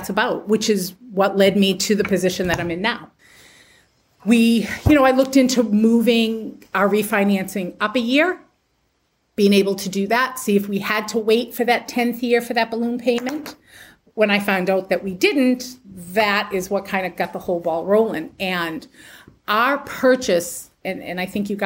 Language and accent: English; Massachusetts, United States; moved away as an adult; also born or lived in Pennsylvania; back in 2015, my husband and I moved back to Massachusetts from Pennsylvania. I'm originally from here